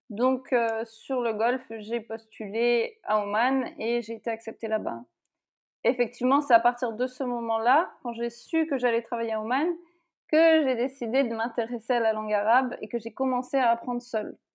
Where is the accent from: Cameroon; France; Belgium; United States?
France; moved away as an adult; now in United Arab Emirates; ça fait huit ans donc euh, je suis partie de France.